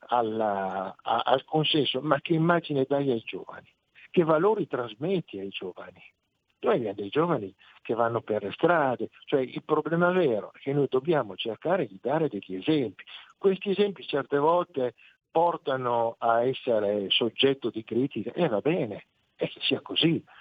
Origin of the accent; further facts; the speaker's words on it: Parma, Emilia-Romagna, Italy; non di Reggio Emilia, attenzione, io sono di Palma